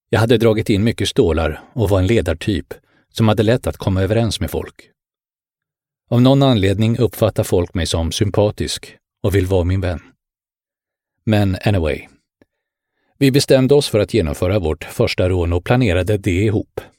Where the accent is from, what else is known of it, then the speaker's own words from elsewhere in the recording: Bro, Stockholm County, Sweden; also born or lived in Helsinki, Finland; jag föddes i Helsingfors. Min pappa var företagare och vi bodde på Brändö. Efter pappas död flyttade jag med min mamma och storebror till Stockholmsförorten Bro på min sexårsdag.